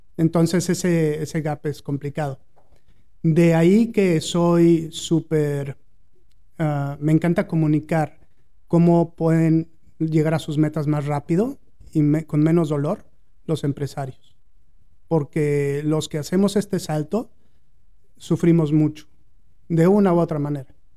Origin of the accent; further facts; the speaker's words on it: Mexico City, Mexico; moved away as an adult; also born or lived in Monterrey, Mexico; now in United States; Yo nací en la Ciudad de México, a los 22 años más o menos llegué a la Ciudad de Monterrey